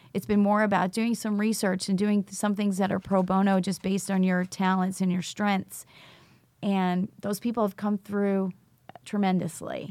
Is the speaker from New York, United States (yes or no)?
yes; New York, United States; also born or lived in Charlotte, North Carolina; now in Rock Hill, United States; I was actually originally from New York, but I'm a teacher in Charlotte Mecklenburg. and actually live in Rock Hill, South Carolina